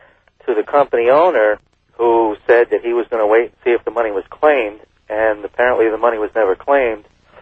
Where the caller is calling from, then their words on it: Burlington, Vermont, United States; I'm calling from Burlington, Vermont.